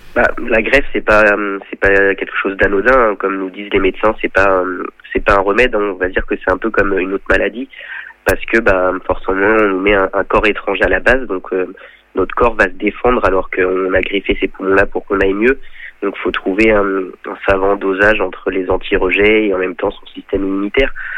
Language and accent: French; Chantenay-Villedieu, Pays de la Loire, France; Je suis originaire de Chantenay-Villedieu, un village près de Sablé-sur-Sarthe.